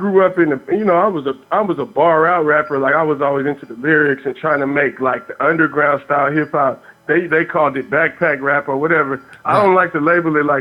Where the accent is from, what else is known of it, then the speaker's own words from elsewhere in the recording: Oakland, California, United States; Growing up in Oakland